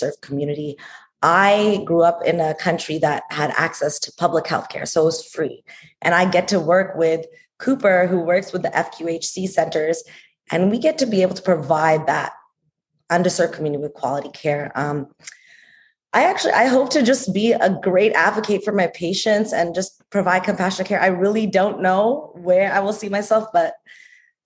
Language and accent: English; Toronto, Ontario, Canada; accent: Canadian; moved away; I'm also from Toronto, Canada.